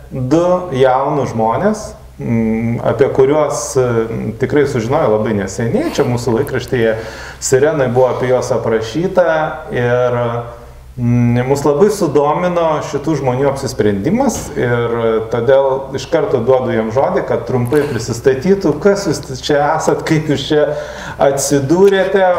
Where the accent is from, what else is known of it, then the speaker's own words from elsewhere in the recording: Lithuania; kokie mes esame laimingi, kad gimėme Lietuvoje ir kad mes gyvename šitoje šalyje